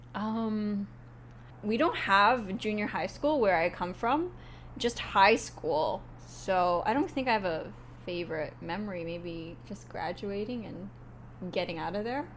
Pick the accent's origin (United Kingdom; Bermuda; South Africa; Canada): Canada; Vancouver, British Columbia; moved away as an adult; now in Japan; I'm from Vancouver, Canada